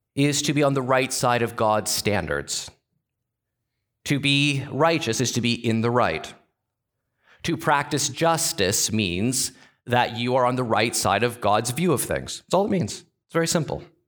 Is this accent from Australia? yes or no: no; Canada; As a Canadian